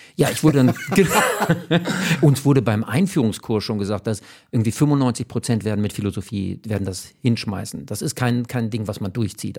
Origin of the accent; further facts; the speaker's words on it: Hamburg, Germany; ich bin ja in Uhlenhorst aufgewachsen